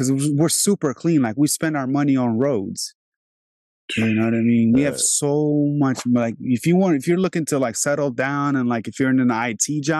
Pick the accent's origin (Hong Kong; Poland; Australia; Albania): Albania; now in Virginia, United States; when I came here 22 years ago, it was like, because I'm from Albania originally, I'm from Europe.